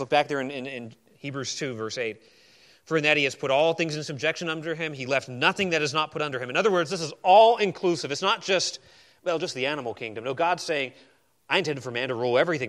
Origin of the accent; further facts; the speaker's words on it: Arizona, United States; moved away; I grew up in Arizona